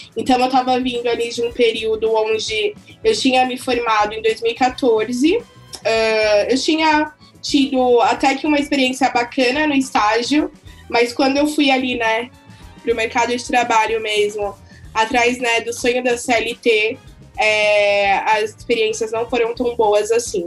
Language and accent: Portuguese; São Paulo, Brazil; Eu sou nascida e criada na Zona Leste de São Paulo